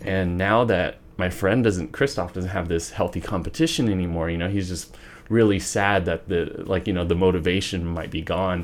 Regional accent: Wichita, Kansas, United States; born or raised there; also born or lived in Garden City, Kansas

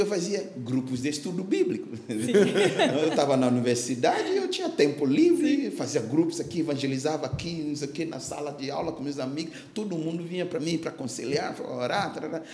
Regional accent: Ghana; Portuguese is a second language; moved away as an adult; now in Brazil

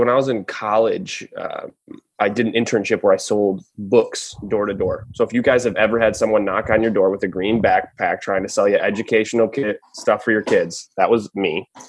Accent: Michigan, United States; now in Denver, United States; So I grew up in Michigan.

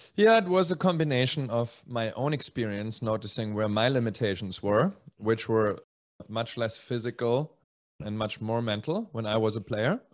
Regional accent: Germany; moved away; also born or lived in Czech Republic / Spain; originally Czech. I grew up in Germany and then in Spain

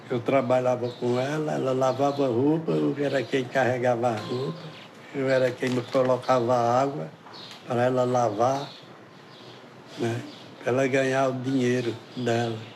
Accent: Sertânia, Pernambuco, Brazil; born there; now in Arcoverde, Brazil; Eu nasci em Sertânia.

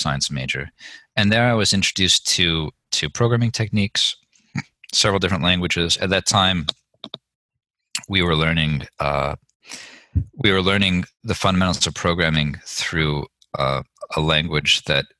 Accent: Chicago, Illinois, United States; moved away; I grew up in around Chicago

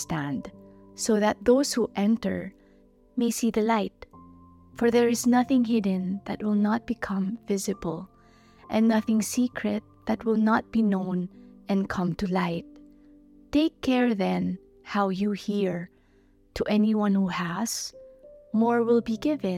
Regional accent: Philippines; I'm from the Philippines.

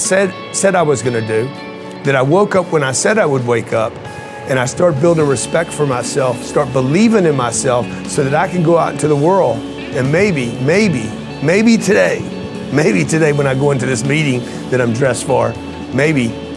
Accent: Lake Charles, Louisiana, United States; I grew up in Lake Charles, Louisiana, no money, raised by a single mother

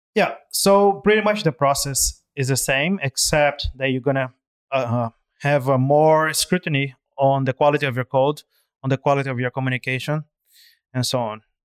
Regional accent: Brazil; moved away as an adult; now in Hong Kong; I'm originally from Brazil, and I've been in Hong Kong for, uh, slightly over eight years now

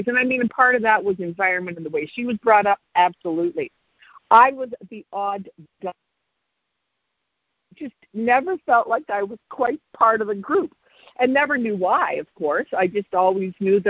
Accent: Canada; moved away as an adult; also born or lived in Chicago area, United States; now in Chicago, United States; I am originally Canadian

